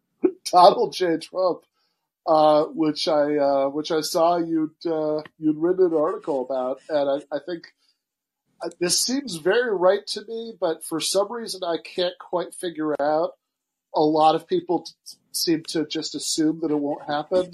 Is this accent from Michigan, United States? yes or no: yes; Michigan, United States; I'm from Michigan